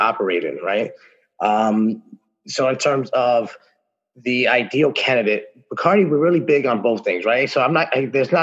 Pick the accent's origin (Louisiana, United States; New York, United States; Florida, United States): New York, United States; New York City; born and raised in New York, specifically the Bronx